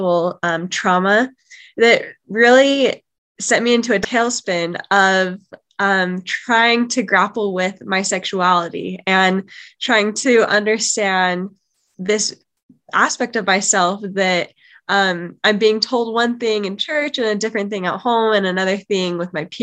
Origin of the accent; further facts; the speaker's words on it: Utah, United States; I am from Utah